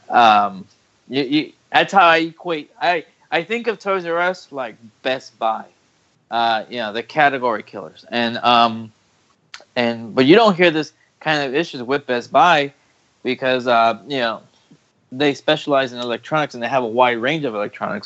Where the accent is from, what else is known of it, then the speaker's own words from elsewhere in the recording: Texas, United States; my hometown in Texas